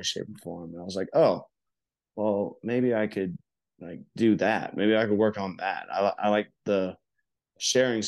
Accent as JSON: {"language": "English", "town": "High Springs", "region": "Florida", "country": "United States", "said": "I'm from High Springs, Florida. It's a very small town, and my mom cut hair at Jerry's Barbershop right there on Main Street."}